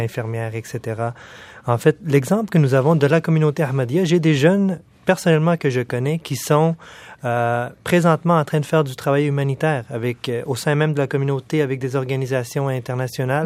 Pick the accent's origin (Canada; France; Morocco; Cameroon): Canada; Quebec City, Quebec; also born or lived in Pakistan; now in Montreal, Canada; mes parents ont immigré au Canada quand j'étais tout petit. Oui. Puis euh, j'ai fait tout mon parcours scolaire au Québec, euh, à la ville de Québec